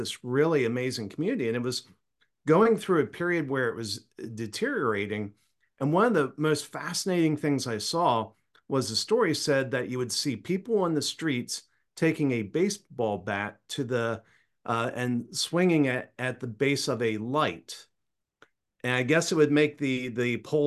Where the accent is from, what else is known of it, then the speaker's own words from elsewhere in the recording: Maryland, United States; moved away; I grew up in Maryland and haven't lived there in a long time.